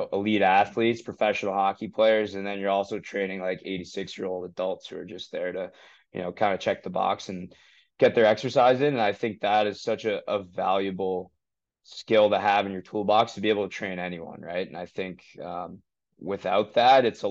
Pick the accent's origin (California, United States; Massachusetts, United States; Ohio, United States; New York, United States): Massachusetts, United States; Falmouth; I grew up in Falmouth, Mass